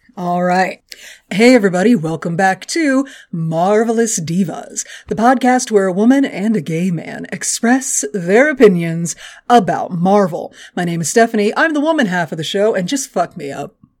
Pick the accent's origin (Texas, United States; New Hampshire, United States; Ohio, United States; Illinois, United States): Texas, United States; I'm from Texas